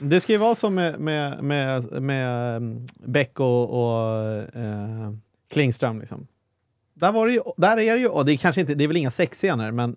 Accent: Stockholm, Stockholm County, Sweden; man är född och uppvuxen i Stockholm

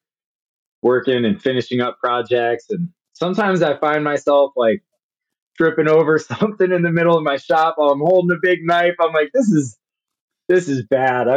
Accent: Cleveland, Ohio, United States; moved away as an adult; also born or lived in Phoenix, Arizona; I grew up in an eastern suburb of Cleveland, Ohio

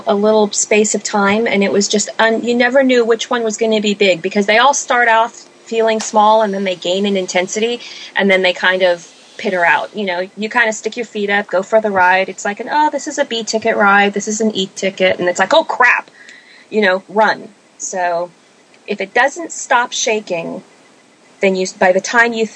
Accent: California, United States; moved away; also born or lived in Oregon; I grew up in California my whole life

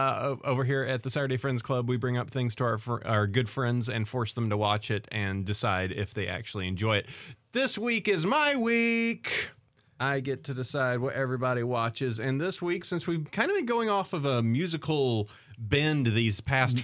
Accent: the South, United States; And also the fact that there is, from growing up in the South, there is some horrible, like, genetic code

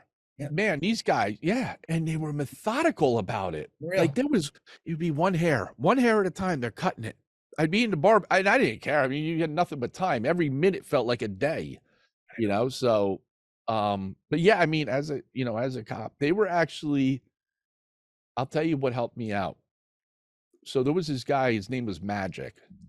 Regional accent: New Jersey, United States; You know, he's from Jersey. I'm from Jersey. Why didn't I go where he went, you know?

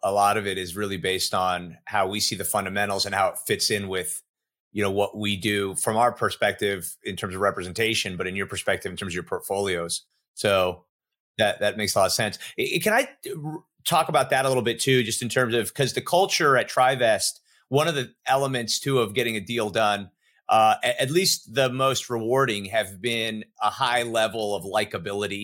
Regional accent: Miami, Florida, United States; growing up in Miami, growing up in a culture

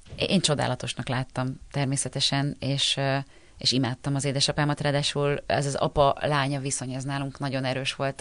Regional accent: Győr, Győr-Moson-Sopron, Hungary; moved away; also born or lived in Budapest / Páty; Én Győrben születtem, ott is a, mindig a Kertváros kertvárosi részben laktunk, és uh, ahogy felköltöztem Pestre

